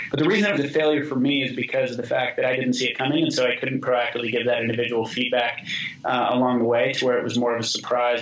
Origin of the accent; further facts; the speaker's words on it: Boise, Idaho, United States; I grew up in Boise with all that context, went to the public high school there